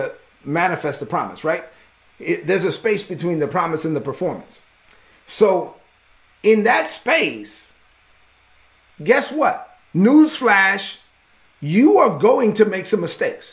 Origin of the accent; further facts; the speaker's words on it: New York City, New York, United States; I was raised as a son of immigrants in East New York, Brooklyn